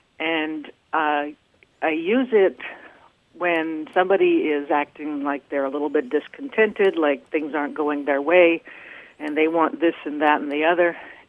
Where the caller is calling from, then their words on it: Twin Hills, Alaska, United States; I am calling from Twin Hills, Alaska.